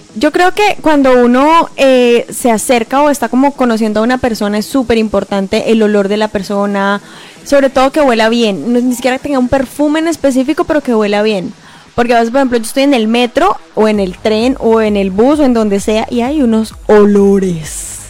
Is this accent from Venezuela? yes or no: no; Colombia; now in Montreal, Canada; soy colombiana